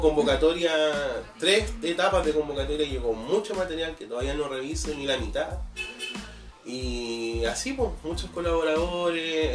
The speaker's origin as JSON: {"language": "Spanish", "town": "Machalí", "region": "O'Higgins", "country": "Chile", "tie": "born or raised there", "also_born_or_lived": "Santiago / Cajón del Maipo", "lives_now": "Pichilemu, Chile", "said": "llegamos a Machali, que es donde vivía Erika. Mm de De hecho, vivimos 18 años en la misma calle"}